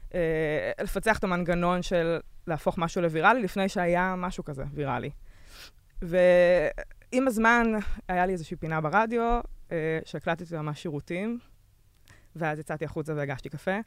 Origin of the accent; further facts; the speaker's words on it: Israel; moved away as an adult; also born or lived in Berlin, Germany; חזרתי מרילוקיישן בברלין